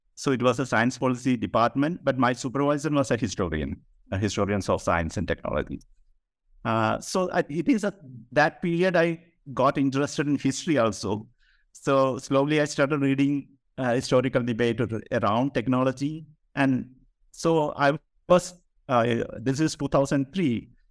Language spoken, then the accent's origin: English; Kerala, India; I am from Kerala, so literature and politics was very much there in the public sphere in Kerala